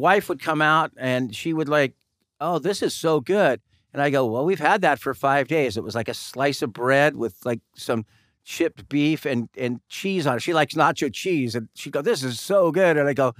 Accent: Claremont, California, United States; I was growing up in Claremont

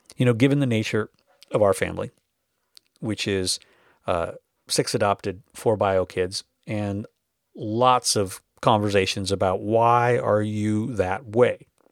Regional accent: North Dakota, United States; I grew up in North Dakota.

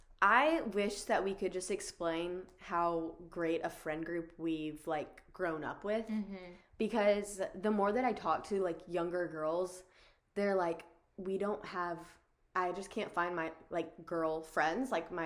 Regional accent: the South, United States; I don't know if it's just because we grew up in the South that it's so much a way of life.

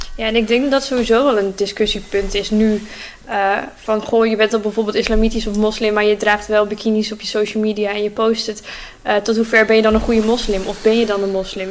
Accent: Groningen, Netherlands; En ik kom gewoon rechtstreeks uit Oosterpark. Dus mijn hele leven al uit Groningen

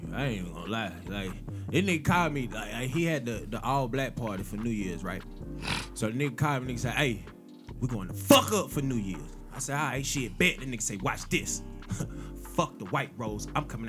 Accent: Decatur, Georgia, United States; for a nigga like me who family originated, you know what I'm saying, in the 4th Ward, even though I'm from Decatur County, I'm from Decatur all day.

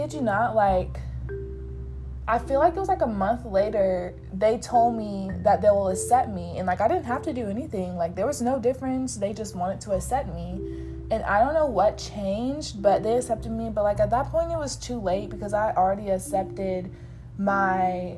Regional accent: Fayetteville, North Carolina, United States; I'm from Fayetteville

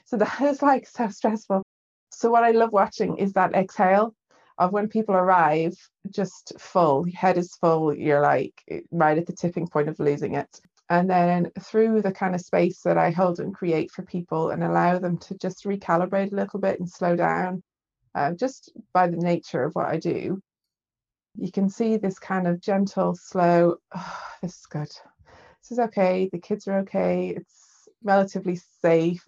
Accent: Dublin, Leinster, Ireland; now in Leeds, United Kingdom; I'm from Dublin in Ireland.

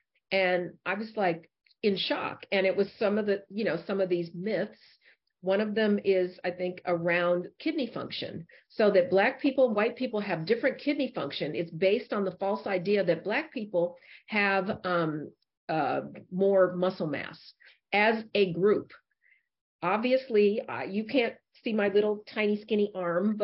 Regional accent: Denver, Colorado, United States; I grew up in Denver, Colorado

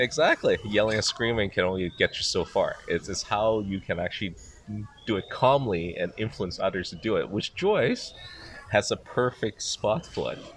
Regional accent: Macau; now in Shanghai, China; I was born in Macau. Now I'm actually living in Shanghai.

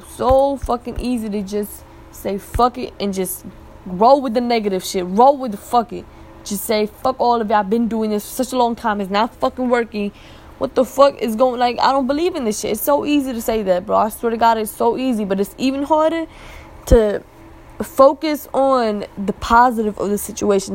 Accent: Pakistan; now in United States; i was born there i'm always visiting back and forth again like another blessing i'm able to visit my home town

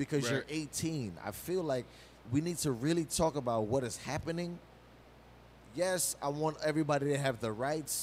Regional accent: New York City, New York, United States; we grew up in New York City fucking public school system

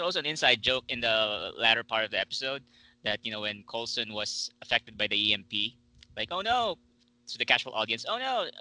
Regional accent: Philippines; Me being a Filipino

